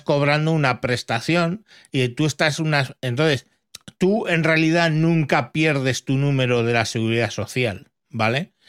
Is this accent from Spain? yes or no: yes; Spain